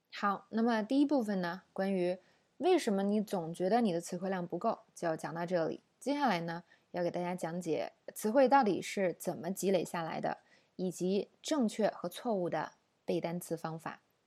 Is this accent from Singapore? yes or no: no; China; 我们中国人